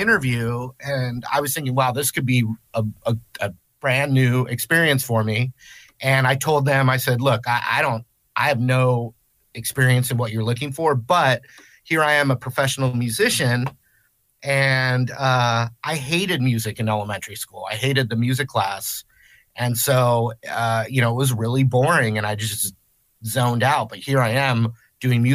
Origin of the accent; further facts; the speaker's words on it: Southern California, United States; Southern California, born and raised